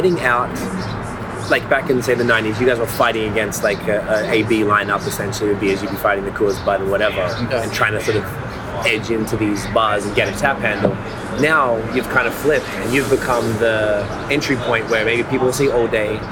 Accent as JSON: {"language": "English", "country": "Australia", "moved": "yes", "said": "I'm from Australia"}